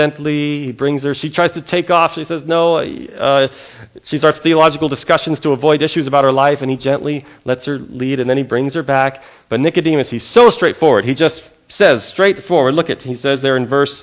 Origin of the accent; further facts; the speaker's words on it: California, United States; also born or lived in Texas; When people heard I was from California